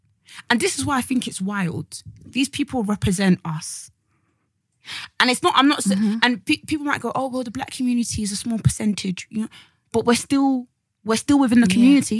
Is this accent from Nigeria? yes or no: yes; Nigeria; now in United Kingdom; me as a Nigerian, we have all these traditions